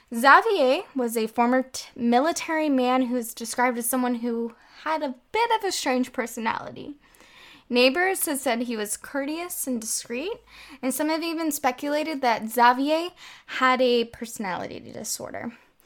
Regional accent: Texas, United States; moved away as an adult; now in France; I am originally from the United States, from the great state of Texas, but I currently live in France with my French boyfriend.

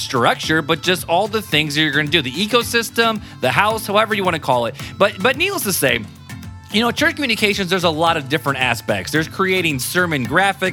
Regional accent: South Bend, Indiana, United States; I'm from South Bend, Indiana

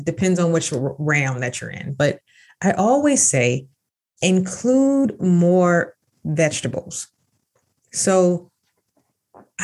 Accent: Jacksonville, Florida, United States; now in Pittsburgh, United States; my hometown, Jacksonville, Florida. I am truly from Duval, but I'm in Pittsburgh, Pennsylvania now

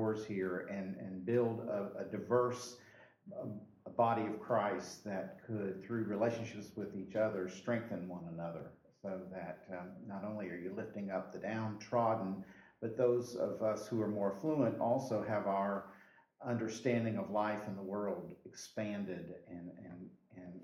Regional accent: Indiana, United States; moved away as an adult; also born or lived in Northern Kentucky / South Carolina; now in Anderson, United States; I'd grown up in Indiana with that kind of weather

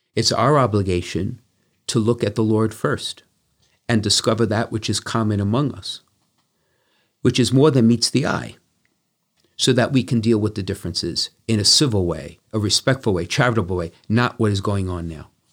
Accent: United States; I grew up taking that for granted, and, and as most Americans

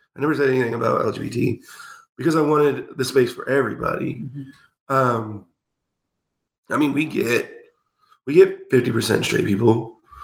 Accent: Clay Center, Kansas, United States; Excalibur was in Junction City when I was growing up in Clay Center

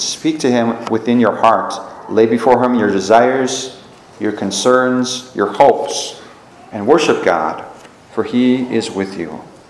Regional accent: United States; as American Catholics

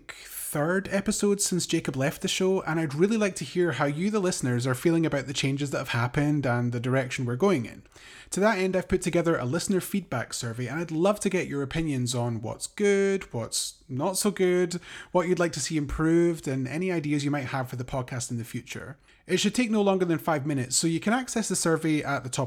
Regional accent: Scotland, United Kingdom; I'm also from the UK, as you can probably tell. I'm from Scotland.

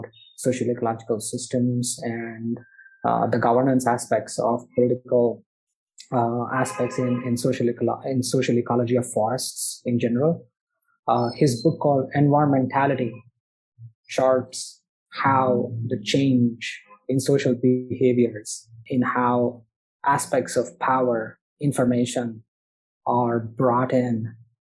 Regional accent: Bangalore, Karnataka, India; my hometown in Bangalore

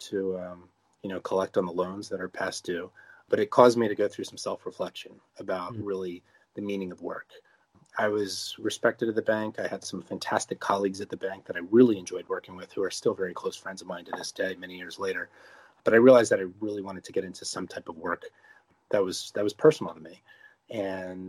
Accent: New Jersey, United States; as a 9-year-old boy growing up in New Jersey

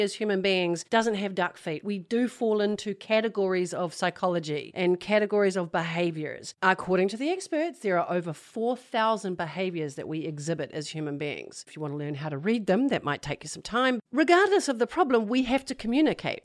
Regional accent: New Zealand; moved away; I'm from New Zealand originally

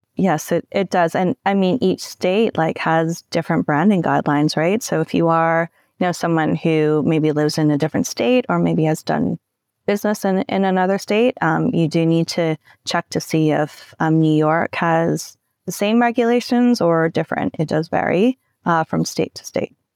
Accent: Canada; I'm Canadian

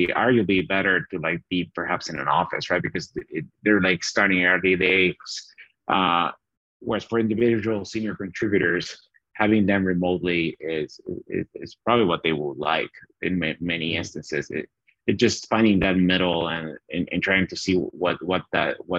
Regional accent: Bolivia; accent: Southern Hemisphere accent; moved away as an adult; also born or lived in Chattanooga, Tennessee, United States; now in United States; I had the fortune of being born in America. So I grew up in Bolivia

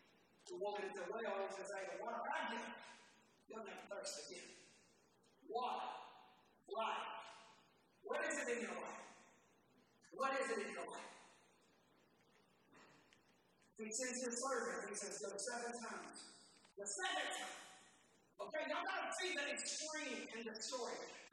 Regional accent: Philadelphia, Pennsylvania, United States; I said, you know, I'm a Philadelphian.

